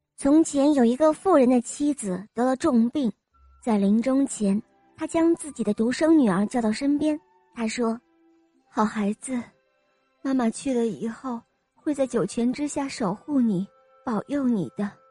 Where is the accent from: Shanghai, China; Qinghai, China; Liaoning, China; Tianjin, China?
Tianjin, China; Dagang District; 我来自大港区